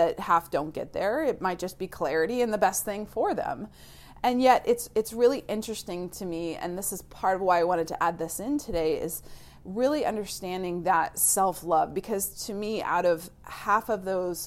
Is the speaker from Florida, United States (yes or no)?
yes; Florida, United States; moved away; I grew up in the South in Florida